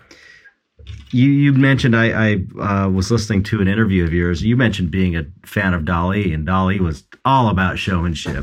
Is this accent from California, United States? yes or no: yes; Los Angeles, California, United States; I'm like from Pedro and I'm just like this come from a longshoreman town